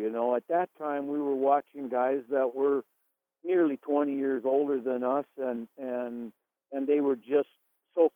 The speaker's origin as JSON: {"language": "English", "town": "White Bear Lake", "region": "Minnesota", "country": "United States", "tie": "born or raised there", "said": "I live in White Bear Lake, Minnesota. I'm actually in my hometown, born and raised here."}